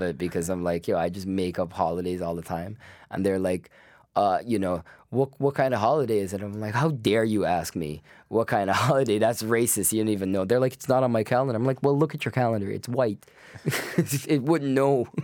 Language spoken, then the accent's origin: English; Guyana; moved away as an adult; now in Canada; originally I was born in Guyana, I spent my first twenty years there.